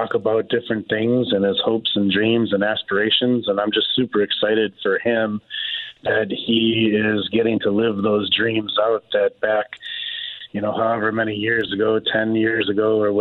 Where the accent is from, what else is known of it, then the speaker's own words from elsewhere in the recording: Cedarburg, Wisconsin, United States; growing up in southeastern Wisconsin. And he was from Racine. I was from Cedarburg